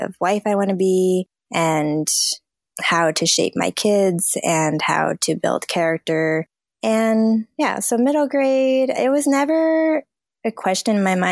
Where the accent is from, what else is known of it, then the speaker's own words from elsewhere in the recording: Southern California, United States; I grew up in Southern California